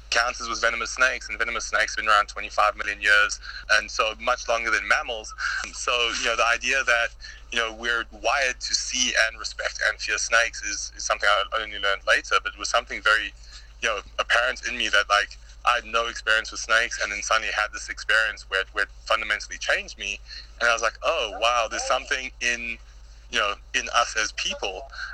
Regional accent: South Africa; Earliest memories as a kid in South Africa was, there's a baboon that was actually shot at our school

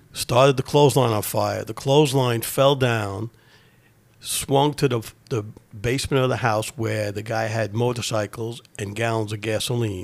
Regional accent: New York City, New York, United States; I grew up in Ozone Park, Queens, New York

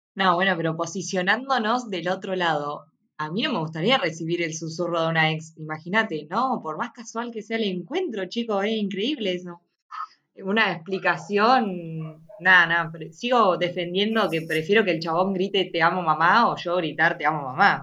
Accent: Bahía Blanca, Buenos Aires Province, Argentina; no toda mi vida en Bahía Blanca, como que me sentiría muy asfixiada viviendo toda mi vida en la misma ciudad

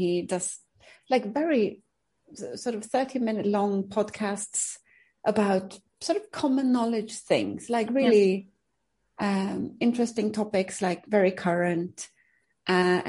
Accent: Uppsala, Uppsala County, Sweden; English is a second language; moved away as an adult; also born or lived in United Kingdom; I'm from Uppsala, which is mm-hmm. a big university city

